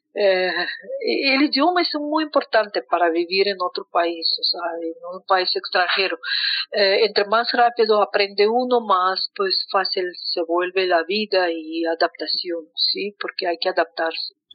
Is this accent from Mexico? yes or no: no; Moscow, Russia; Spanish is a second language; moved away as an adult; now in Colombia; a sitios donde nací, caminando por Moscú